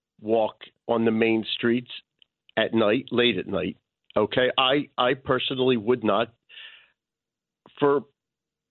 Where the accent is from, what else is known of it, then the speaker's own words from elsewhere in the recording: Philadelphia, Pennsylvania, United States; moved away as an adult; now in Atlantic City, United States; growing up in Philadelphia, I listened to WIBG